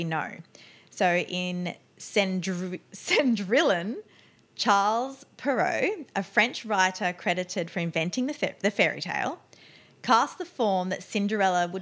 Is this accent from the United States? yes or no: no; Australia; accent: Australian; my Australian accent